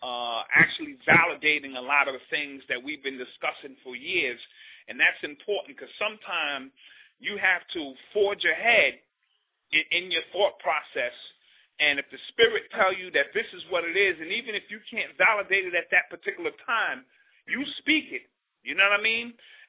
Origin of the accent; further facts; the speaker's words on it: New York City, New York, United States; I grew up in Cedar Park. You know what I mean? Which is a one of the spiritual bases of hip-hop.